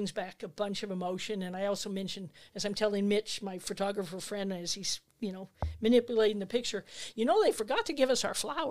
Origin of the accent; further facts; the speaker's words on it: Northern California, United States; also born or lived in Los Angeles; I grew up really in Northern California